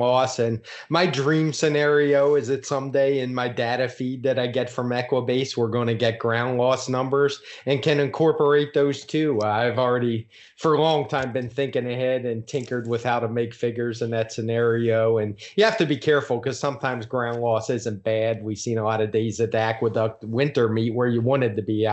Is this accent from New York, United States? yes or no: no; Baltimore, Maryland, United States; I'm from there. I grew up in Baltimore, Maryland